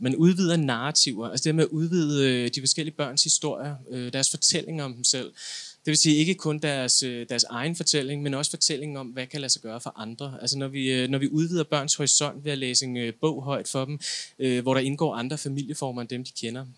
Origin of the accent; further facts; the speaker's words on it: Denmark; jeg er etnisk dansker